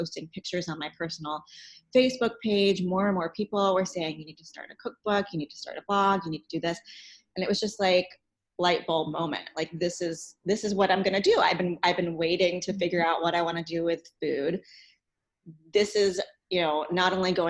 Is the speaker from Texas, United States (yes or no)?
no; New York City, New York, United States; moved away as an adult; now in Cincinnati, United States; I am from New York City originally. I moved here to go to CCM, which is the Conservatory of Music here in Cincinnati.